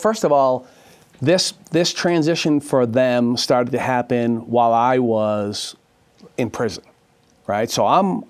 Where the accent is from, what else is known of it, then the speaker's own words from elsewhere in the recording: Dorchester, Massachusetts, United States; I'm from Dorchester, Massachusetts, the heart of Boston, really, a working class neighborhood, which is now kind of not so much a working class neighborhood anymore.